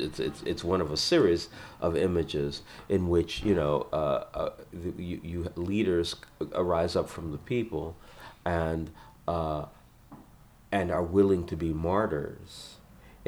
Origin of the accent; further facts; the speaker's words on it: Los Angeles, California, United States; I was born in South Central and I raised there